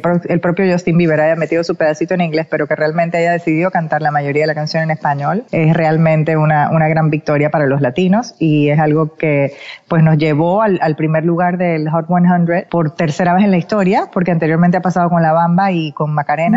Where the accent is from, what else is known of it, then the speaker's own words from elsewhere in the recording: Panama; moved away; siempre agradecida con mi país